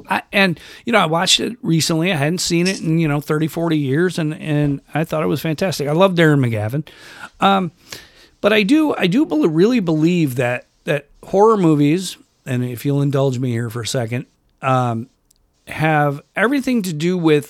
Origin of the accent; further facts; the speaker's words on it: Rochester, New York, United States; where I grew up in Rochester, New York